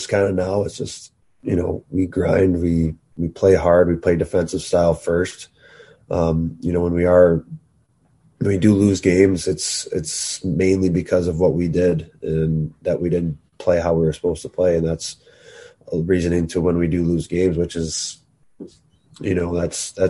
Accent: Chicago, Illinois, United States; also born or lived in South Carolina; you can say I grew up in Chicago, but at the same time, I felt most of my childhood was at the beach and the golf courses down there.

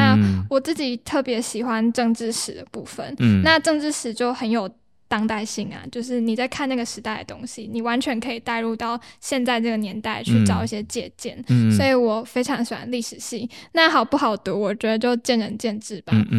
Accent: Changhua County, Taiwan; also born or lived in Taichung; now in Taipei, Taiwan; 但我是彰化人

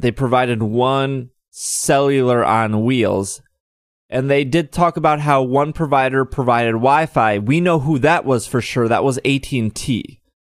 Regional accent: Milwaukee, Wisconsin, United States; since I'm from Milwaukee

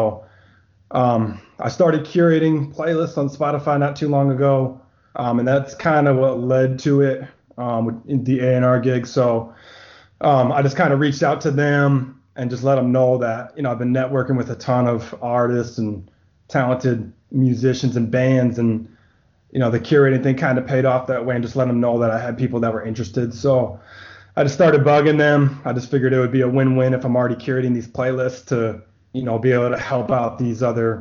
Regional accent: Rhode Island, United States; moved away as an adult; now in San Antonio, United States; I'm initially from Rhode Island, but I came out here for work

